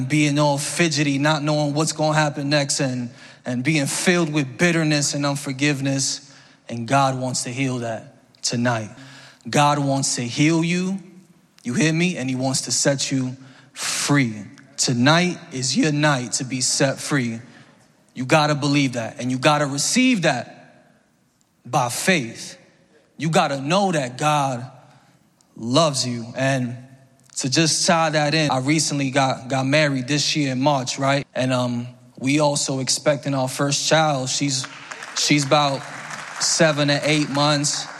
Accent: New York City, New York, United States; I'm from the Bronx

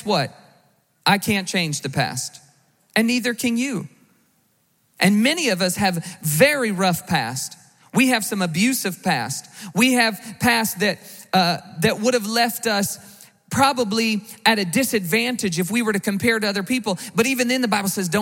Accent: the South, United States; I grew up in the South.

